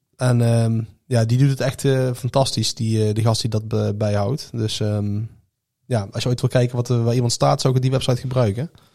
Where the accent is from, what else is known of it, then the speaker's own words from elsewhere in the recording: Netherlands; wij zeggen meteen van als Nederlander